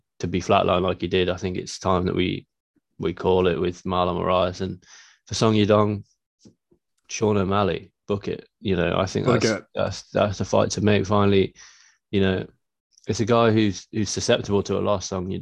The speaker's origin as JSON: {"language": "English", "country": "United Kingdom", "said": "being British"}